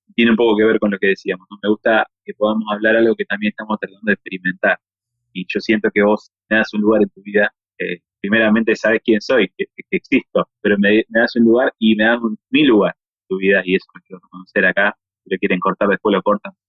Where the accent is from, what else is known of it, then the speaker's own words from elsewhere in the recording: Argentina; somos argentinos